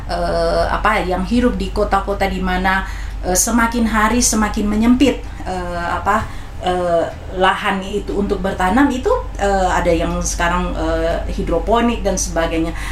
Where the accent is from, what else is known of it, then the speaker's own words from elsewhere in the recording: Manado, North Sulawesi, Indonesia; saya orang Manado pemakan cabai